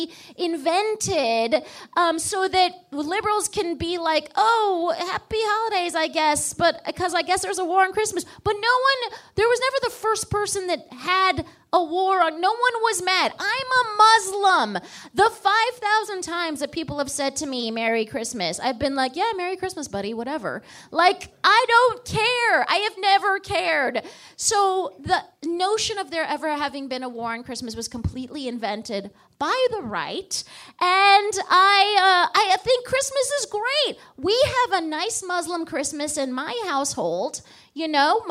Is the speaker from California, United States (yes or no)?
yes; Palm Springs, California, United States; I grew up in Palm Springs, California